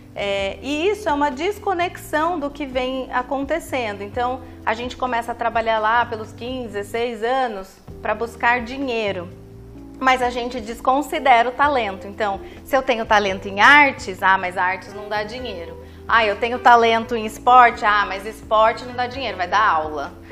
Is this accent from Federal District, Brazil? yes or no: no; Taubaté, São Paulo, Brazil; accent: caipira R (puxa R); moved away as an adult; now in Santos, Brazil; eu moro aqui há seis anos, mas sou de Taubaté, interior de São Paulo.